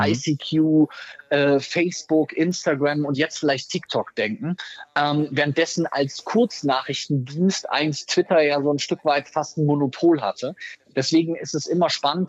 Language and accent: German; Rhineland, Germany; wie wir bei uns im Rheinland sagen